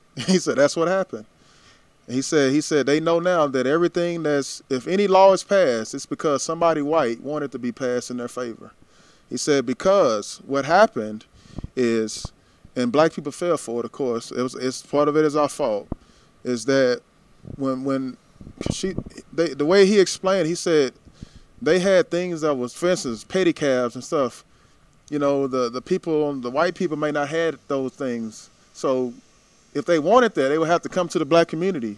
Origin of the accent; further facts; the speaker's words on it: Tyler, Texas, United States; My hometown